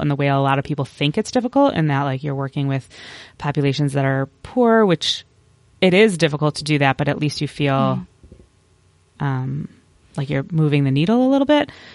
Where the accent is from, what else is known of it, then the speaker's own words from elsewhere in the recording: Chicago, Illinois, United States; moved away as an adult; also born or lived in Champaign, Illinois / Jefferson City, Missouri / Virginia / Washington, District of Columbia, United States; I was born and raised in the Chicago area, so a suburb of Chicago